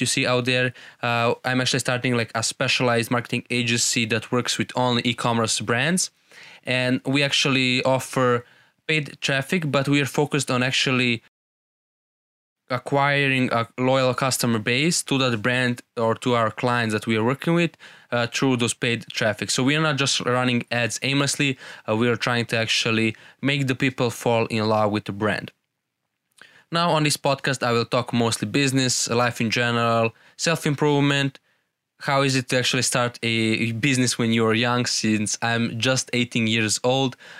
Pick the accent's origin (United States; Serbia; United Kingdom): Serbia; I'm from Serbia